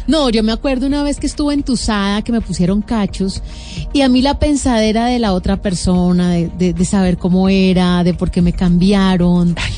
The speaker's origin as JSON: {"language": "Spanish", "country": "Colombia", "said": "nosotros como colombianos"}